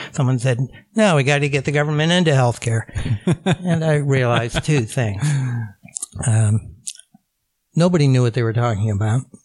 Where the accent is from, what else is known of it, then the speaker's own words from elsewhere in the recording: Phoenix, Arizona, United States; moved away; I grew up in Phoenix, Arizona